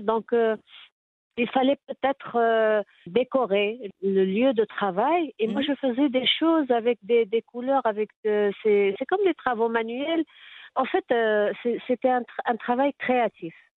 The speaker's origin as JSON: {"language": "French", "town": "Tétouan", "region": "Tanger-Tetouan-Al Hoceima", "country": "Morocco", "tie": "born or raised there", "said": "Je suis née à Tétouan"}